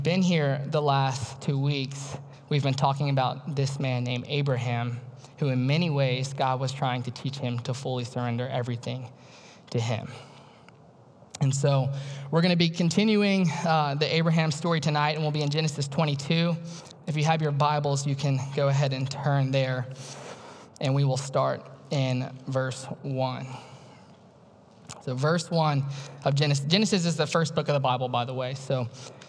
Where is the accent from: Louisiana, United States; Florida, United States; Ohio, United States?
Louisiana, United States; moved away as an adult; I was born and raised in Louisiana, way down south